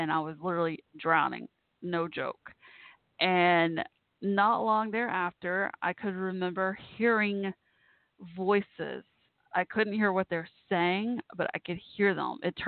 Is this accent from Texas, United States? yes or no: yes; Dallas-Fort Worth, Texas, United States; also born or lived in Waco, Texas; we moved from Waco to Dallas-Fort Worth.